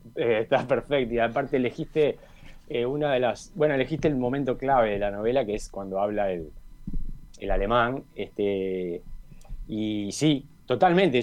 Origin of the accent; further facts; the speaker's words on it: Montevideo, Uruguay; yo si tengo que decir dónde, dónde viví, dónde nací, dónde me formé, es en Malvin